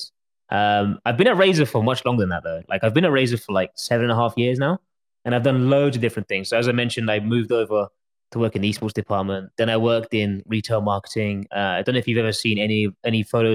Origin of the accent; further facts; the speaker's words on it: London, United Kingdom; moved away as an adult; now in Singapore; So born and raised in London, went to boarding school outside of London, but then went back to London to do university